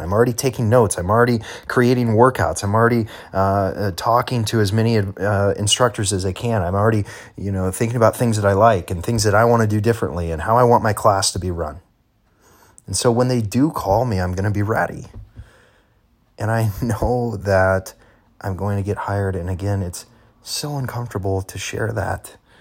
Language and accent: English; Illinois, United States; moved away as an adult; I was going to leave Illinois, leave my hometown where I'd spent my entire life, and I was going to move to a new state